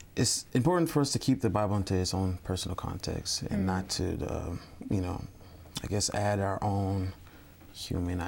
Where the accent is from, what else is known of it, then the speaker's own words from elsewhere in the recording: Long Island, New York, United States; I am originally from Long Island, New York